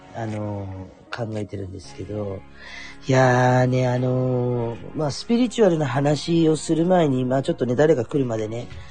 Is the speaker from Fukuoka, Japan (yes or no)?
yes; Kurume, Fukuoka, Japan; 私は福岡の久留米で生まれたから、久留米の方に実家があったりとかって、まあそれはふるさと